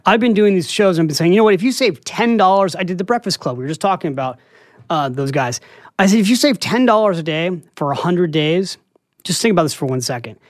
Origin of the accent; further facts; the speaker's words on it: San Francisco, California, United States; moved away as an adult; now in New York City, United States; I'm from San Francisco, and I came here to write